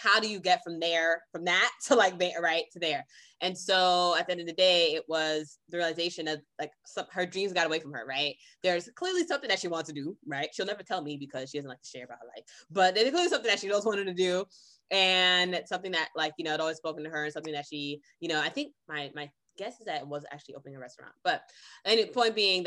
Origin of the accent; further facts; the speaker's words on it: Boston, Massachusetts, United States; also born or lived in Brooklyn, New York / California; I was raised in Brooklyn, New York and Boston, Massachusetts. And then after then went to California and was there for over a decade. Now I'm back in Massachusetts